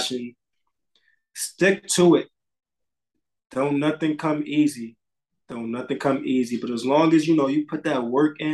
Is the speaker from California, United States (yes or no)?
no; Bridgeport, Connecticut, United States; I grew up on South End of Bridgeport, Connecticut